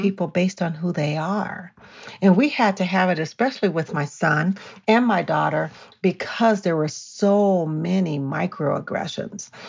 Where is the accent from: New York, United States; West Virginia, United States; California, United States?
California, United States; now in Colorado, United States; I'm from California